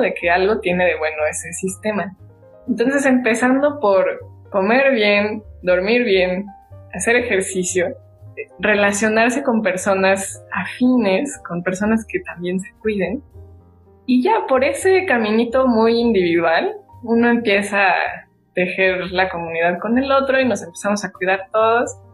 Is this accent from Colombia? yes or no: no; Mexico; como mexicanos